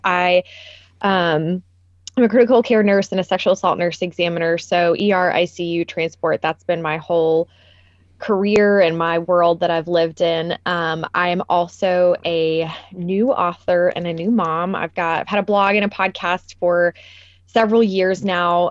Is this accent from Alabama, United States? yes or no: no; Nashville, Tennessee, United States; Nashville was a totally different city when I grew up here.